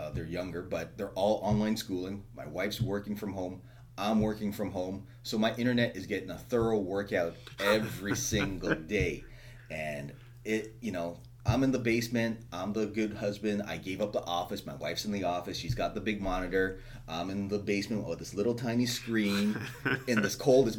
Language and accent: English; Markham, Ontario, Canada; I was born in Markham, which is just north of Toronto. Grew up there my whole life